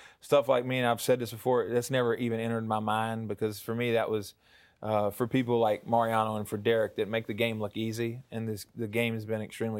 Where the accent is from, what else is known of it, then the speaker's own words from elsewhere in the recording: the South, United States; accent: southern; With my southern accent and everything, yeah, it is.